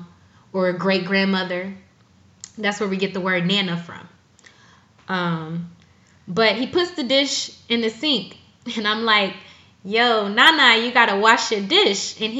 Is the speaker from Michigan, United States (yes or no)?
yes; Ecorse, Michigan, United States; now in Atlanta, United States; I'm from Michigan. Like, I'm from Detroit, from Ecorse